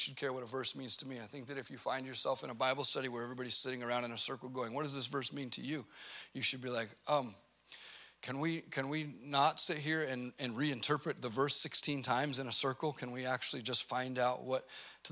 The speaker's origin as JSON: {"language": "English", "country": "United States", "said": "we grew up in America"}